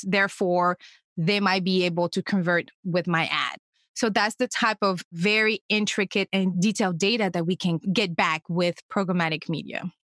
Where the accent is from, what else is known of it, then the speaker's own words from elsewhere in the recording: Senegal; first language French; English is a second language; moved away; I'm originally from Senegal, a small West African country